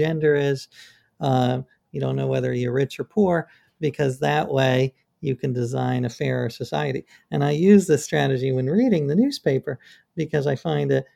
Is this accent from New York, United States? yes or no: yes; New York, United States; I grew up in New York